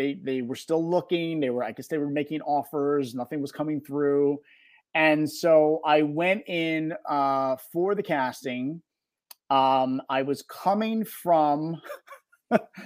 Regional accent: Philadelphia, Pennsylvania, United States; born and raised in South Philadelphia

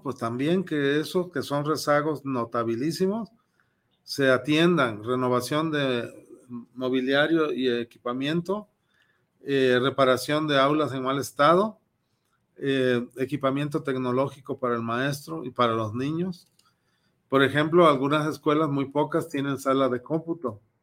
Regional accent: Oaxaca, Mexico; soy oaxaqueño

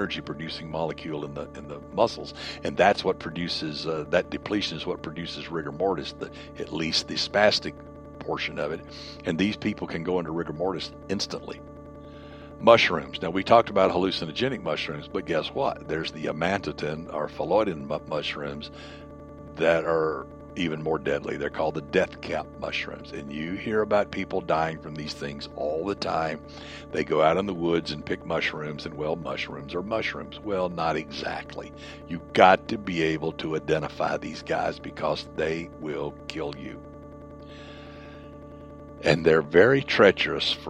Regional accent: the South, United States; growing up in the South

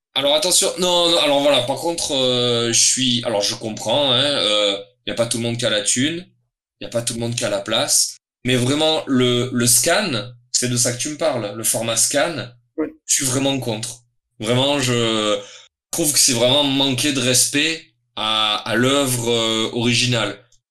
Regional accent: Toulon, Provence-Alpes-Côte d'Azur, France; je suis originaire de Toulon. C'est hmm. une ville dans le sud de la France, au bord de mer, donc dans le Var.

